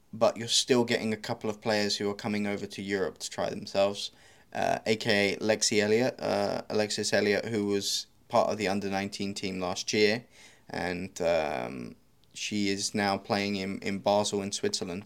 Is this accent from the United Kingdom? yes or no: yes; United Kingdom; You could be British like me